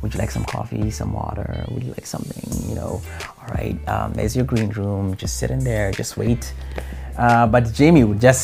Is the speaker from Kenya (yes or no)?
yes; Kenya; accent: Kenyan; moved away as an adult; now in United States; I'm from Kenya.